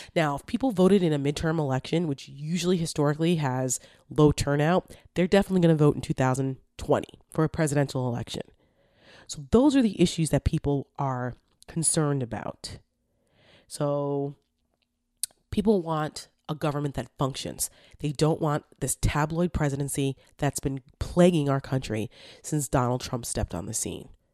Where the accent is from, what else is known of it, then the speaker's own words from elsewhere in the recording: New Jersey, United States; I'm from North Jersey